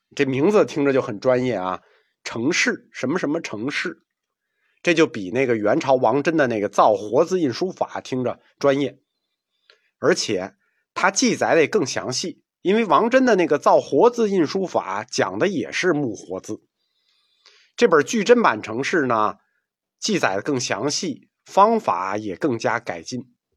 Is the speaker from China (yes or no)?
yes; China; 这是我们中国人带给世界文明一个无法估量和描述的贡献